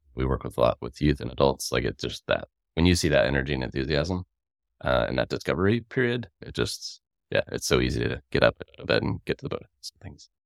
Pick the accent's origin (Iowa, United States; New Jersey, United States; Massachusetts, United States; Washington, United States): Massachusetts, United States; Worcester; moved away as an adult; now in Tacoma, United States; I grew up in Worcester, Massachusetts, uh, about forty minutes outside